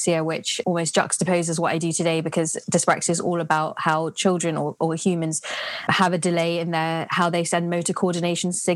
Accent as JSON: {"language": "English", "region": "London", "country": "United Kingdom", "tie": "born or raised there", "said": "I grew up in London"}